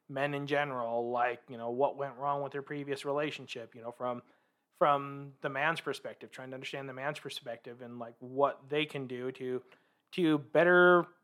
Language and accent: English; Vancouver, Washington, United States; now in Salt Lake City, United States; I am originally from Vancouver, Washington. So the family decided to make what we call the mecca move here to Salt Lake City.